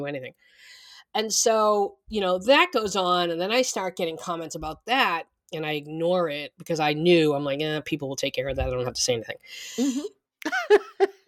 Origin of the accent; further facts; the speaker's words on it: Boston, Massachusetts, United States; moved away; I'm from Boston